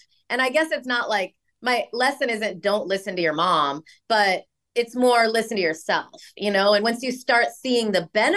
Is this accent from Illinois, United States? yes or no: yes; Rockford, Illinois, United States; moved away as an adult; also born or lived in New York; when I grew up in Illinois